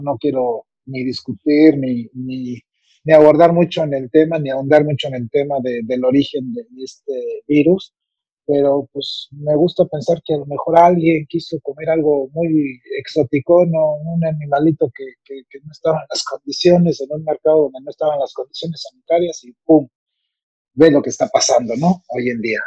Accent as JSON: {"language": "Spanish", "country": "Mexico", "said": "soy un cocinero mexicano apasionado"}